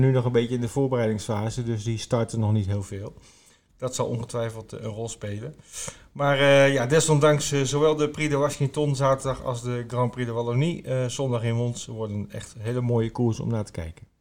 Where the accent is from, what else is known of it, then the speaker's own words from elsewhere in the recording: Groningen, Netherlands; moved away; ik kom uit Groningen oorspronkelijk.